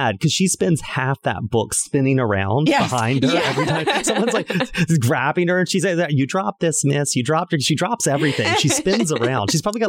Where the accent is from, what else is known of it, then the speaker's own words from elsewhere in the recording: South Carolina, United States; I'm from South Carolina.